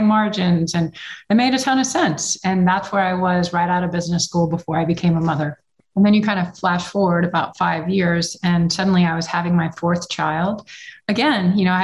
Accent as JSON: {"language": "English", "region": "Texas", "country": "United States", "said": "I'm from Texas and you didn't really see a lot of it in Texas back then"}